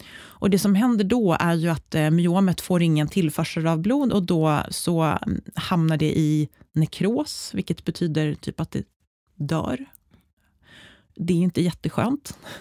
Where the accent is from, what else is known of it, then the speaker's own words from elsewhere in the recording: Uppsala, Uppsala County, Sweden; fick jobb på en, ett företag i Uppsala, där jag är uppväxt